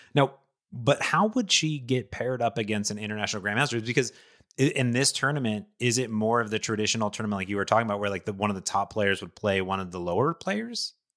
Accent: Ohio, United States; I grew up in Ohio

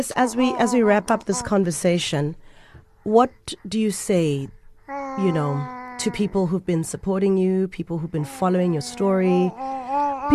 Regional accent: South Africa; even as a South African

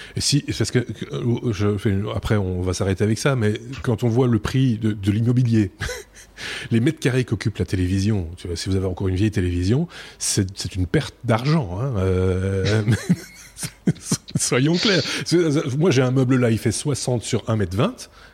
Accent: Belgium; nous sommes belges

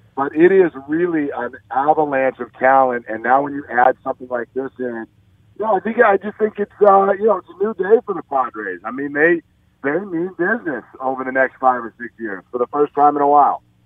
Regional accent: San Francisco, California, United States; my hometown

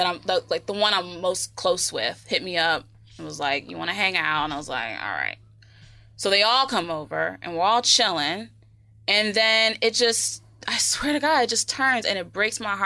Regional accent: Cambridge, Massachusetts, United States; I'm from Cambridge and like in Massachusetts, and there's one high school in Cambridge

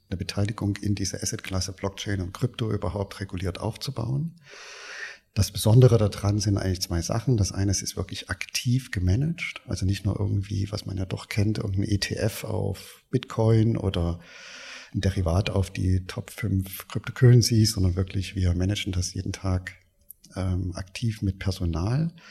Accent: Erfurt, Thuringia, Germany; born there; Ich bin in, in Erfurt geboren

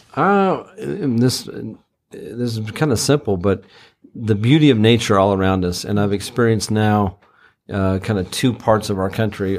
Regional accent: Texas, United States; moved away; also born or lived in Utah / overseas; I grew up in Texas and moved around, lived overseas for quite some time

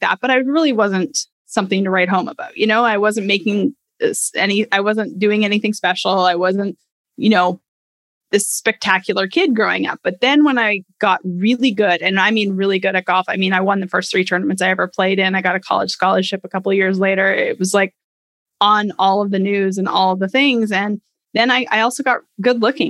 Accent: Canada; I grew up in Canada.

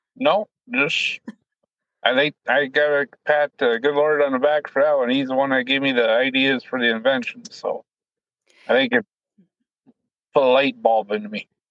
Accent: Colton, South Dakota, United States; I grew up in Colton, South Dakota, farm with my mom and dad

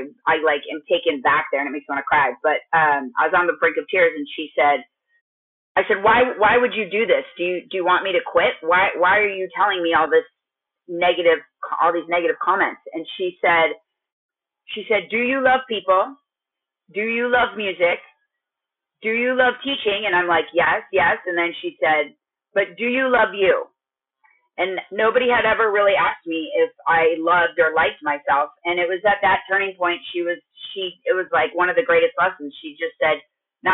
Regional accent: Minnesota, United States; moved away as an adult; also born or lived in California; I'm from Minnesota and then moved to California and started going to school

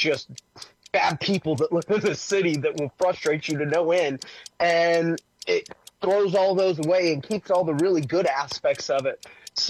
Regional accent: Houston, Texas, United States; also born or lived in Canyon Lake, Texas; I grew up in Houston. I lived in Houston.

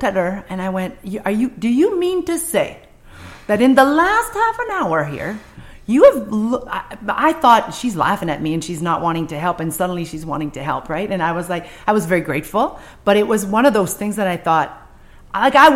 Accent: Quebec City, Quebec, Canada; first language French; English is a second language; moved away as an adult; also born or lived in Montreal; I come from Quebec City in the 80s.

